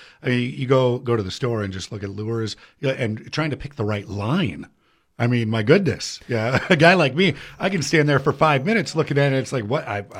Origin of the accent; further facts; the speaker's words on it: Minnesota, United States; Because I did a lot of that growing up in Anoka County and in Hennepin County, and we would fish right in the middle of the city